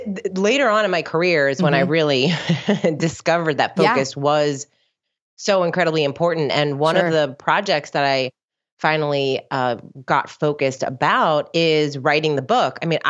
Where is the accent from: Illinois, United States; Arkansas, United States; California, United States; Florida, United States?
Florida, United States; South; also born or lived in New Jersey; now in West Palm Beach, United States; like so many people that live in Florida, my parents moved down here when I was young. So I grew up in South Florida, and I live in West Palm Beach.